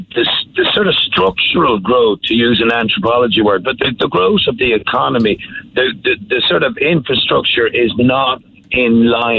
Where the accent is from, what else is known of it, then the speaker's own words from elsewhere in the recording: Kildare, Leinster, Ireland; moved away; also born or lived in Dublin; I was commuting from my hometown, Kildare Town